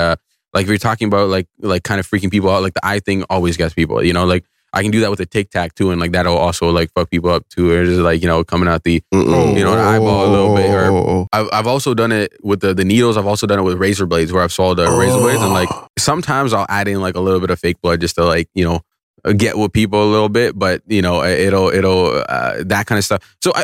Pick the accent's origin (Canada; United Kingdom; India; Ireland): Canada; Brampton, Ontario; growing up in Brampton, you know, like I was always surrounded by always people from different cultures, races, and everyone.